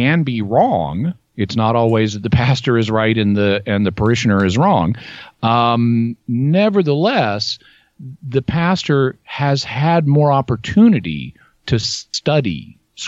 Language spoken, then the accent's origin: English; Arkansas, United States; I grew up in Arkansas